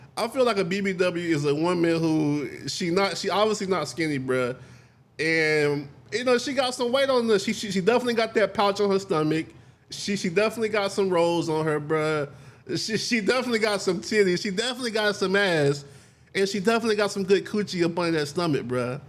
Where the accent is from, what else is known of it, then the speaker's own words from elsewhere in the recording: United States; I'm actually from America.